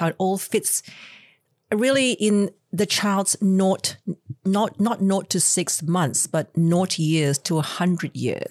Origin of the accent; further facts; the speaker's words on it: Malaysia; now in Australia; I am Chinese from Malaysia, and the way I grew up was actually quite different to the way, um, kids grew up in Australia